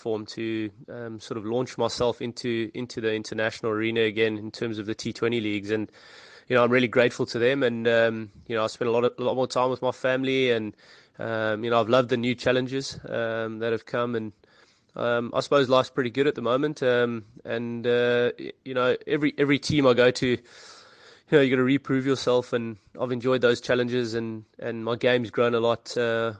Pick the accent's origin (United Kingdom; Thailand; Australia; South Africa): South Africa; growing up in South Africa and the opportunities that you are given